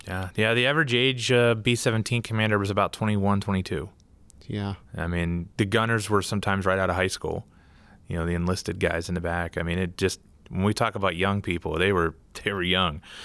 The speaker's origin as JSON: {"language": "English", "town": "Pittsburgh", "region": "Pennsylvania", "country": "United States", "moved": "yes", "lives_now": "Wisconsin, United States", "said": "I'm originally from Pittsburgh"}